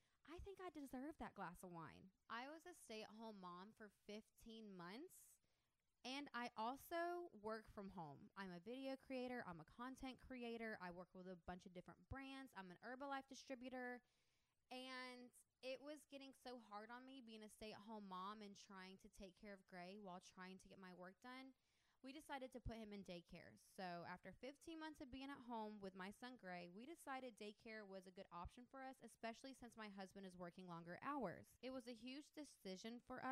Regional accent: the Florida Panhandle, United States; also born or lived in Destin, Florida / Georgia; I grew up in the Panhandle. I actually grew up about 45 minutes from Panama City Beach.

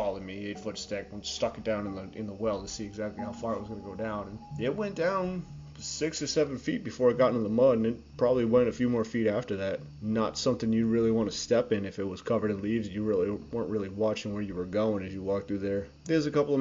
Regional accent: Cape Cod, Massachusetts, United States; I grew up on Cape Cod in a house built by my great-great-grandfather

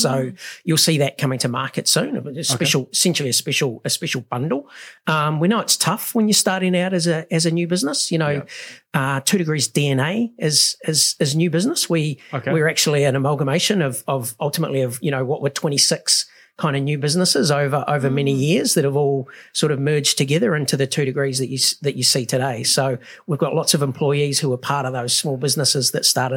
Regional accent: New Zealand; the other side of being a Kiwi is, you know, we're not very good at celebrating success.

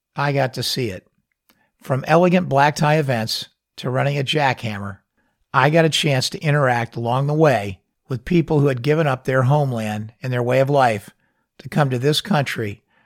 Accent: Fort Lauderdale, Florida, United States; I grew up in South Florida and Fort Lauderdale to be exact

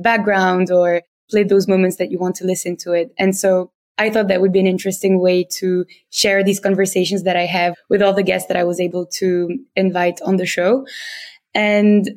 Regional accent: Tunisia; accent: French; English is a second language; moved away as an adult; now in London, United Kingdom; I'm originally from Tunisia. So if you have any French-speaking listeners, they will probably spot my French accent when I'm speaking in English

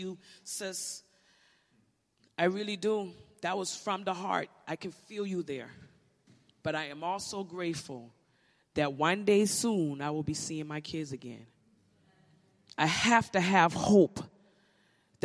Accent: Charleston, South Carolina, United States; I am from South Carolina, Charleston, South Carolina, exact.

